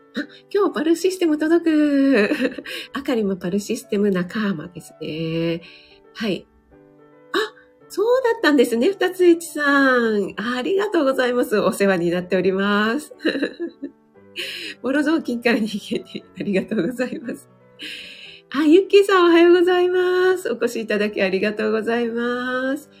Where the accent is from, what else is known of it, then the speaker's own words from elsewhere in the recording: Kanto, Japan; 本当に雪に弱い関東人